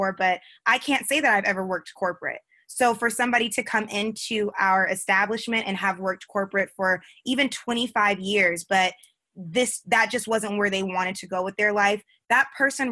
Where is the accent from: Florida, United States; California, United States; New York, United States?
California, United States; Simi Valley; moved away; also born or lived in Atlanta; I grew up in California. So I grew up in Simi Valley